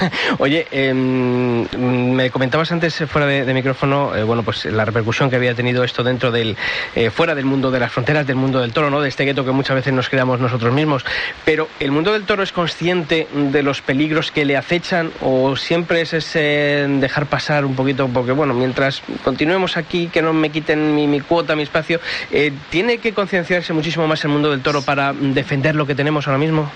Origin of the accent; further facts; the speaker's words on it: Arévalo, Castile and León, Spain; por mi tierra, en Arevalo